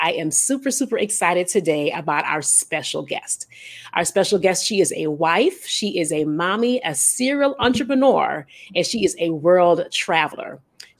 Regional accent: Illinois, United States; I'm from Illinois. And so I actually, I think when everything started to open up slowly, I went back home to Illinois just to visit, you know, my mom.

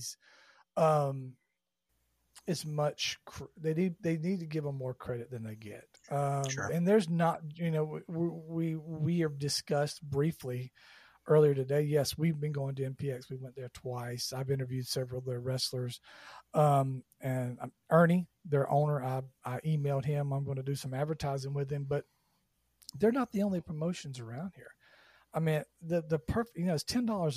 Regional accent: Georgia, United States; I grew up in Georgia

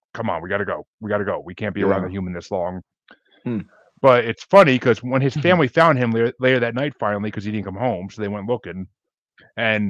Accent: Tillson, New York, United States; moved away; I grew up in a little small town outside of Kingston and New Paltz, New York

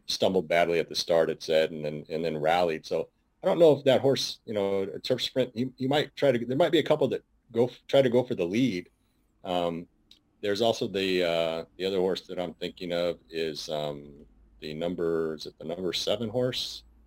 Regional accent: San Francisco, California, United States; I was born and raised in San Francisco, California

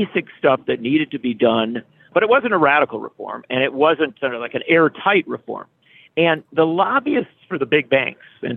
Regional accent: Union Grove, Wisconsin, United States; I grew up in Union Grove, Wisconsin, a small town. I still live in Wisconsin.

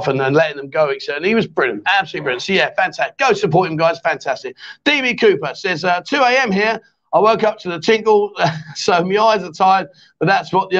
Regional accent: England, United Kingdom; now in Pattaya, Thailand; we're English

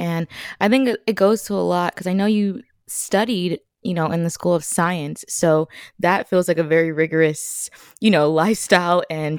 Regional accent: California, United States; moved away; I am in California right now, visiting family and just, you know, getting back to my roots, my hometown.

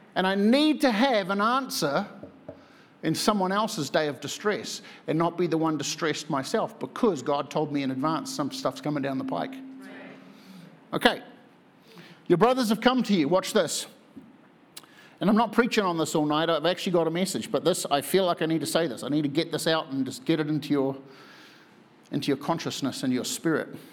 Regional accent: New Zealand; moved away as an adult; I'm from New Zealand

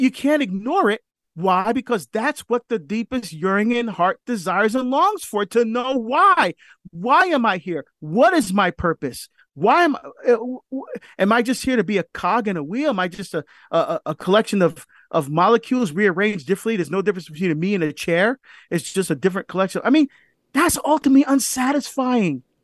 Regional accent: New Jersey, United States; I grew up in New Jersey, so Broadway was right across the river

